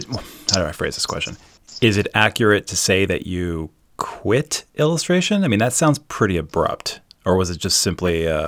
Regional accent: Mid-Atlantic, United States; because I'm from the Mid-Atlantic, and I even have a tough time saying Minneapolis.

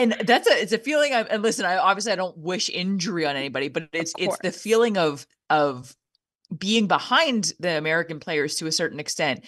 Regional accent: Canada; now in Ottawa, Canada; I'm a Canadian hockey fan

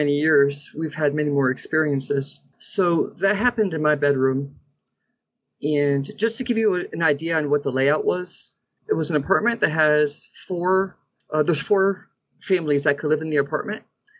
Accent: Derby, Connecticut, United States; now in New Mexico, United States; So I grew up in Connecticut and in a small town called Derby

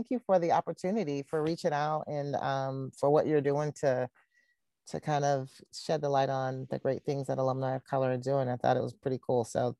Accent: Syracuse, New York, United States; moved away as an adult; also born or lived in Charlotte, North Carolina; now in Raleigh, United States; So I was born and raised in Syracuse, New York, which is like 45 miles away from Hamilton.

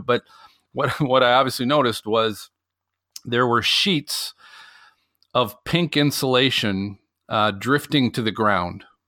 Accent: Minnesota, United States; growing up in Minnesota

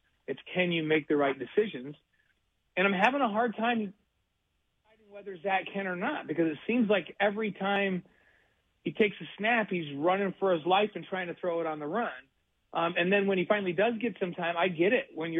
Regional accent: New York, United States; moved away; my home state, and the Buffalo Bills.

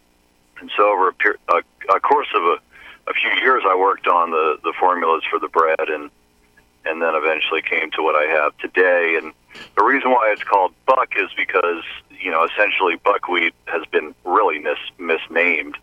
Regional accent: New Orleans, Louisiana, United States; I grew up in New Orleans and started out my career as a chef in New Orleans

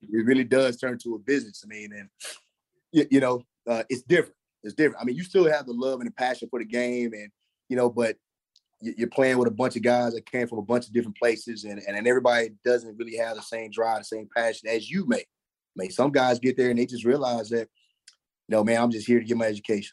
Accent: Dallas, Texas, United States; I grew up, I mean, I grew up right there in the Dallas Fort Worth area.

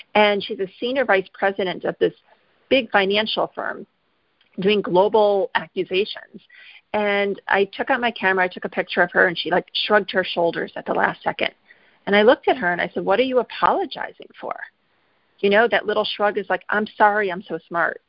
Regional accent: Midwest, United States; moved away as an adult; I grew up in the Midwest

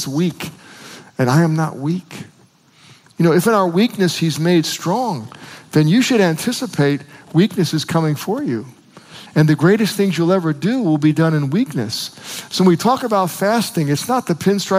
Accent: United States

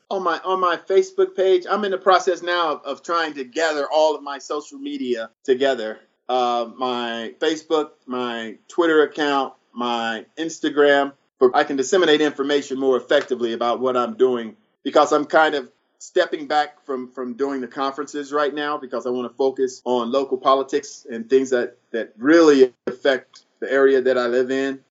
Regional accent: Antelope Valley, Palmdale, Lancaster, North Los Angeles County, California, United States; my hometown of in, in the Antelope Valley, Palm Dale, Lancaster, North Los Angeles County.

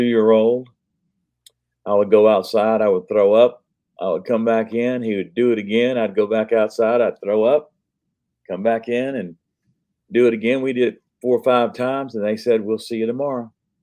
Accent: Ocala, Florida, United States; my hometown of Ocala, Florida

